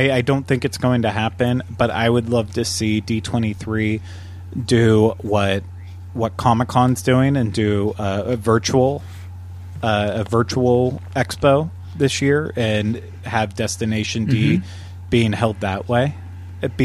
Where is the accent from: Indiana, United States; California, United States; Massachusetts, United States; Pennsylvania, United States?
Pennsylvania, United States; Butler; moved away; Where I grew up in Pennsylvania, in Butler, we had an awesome drive-in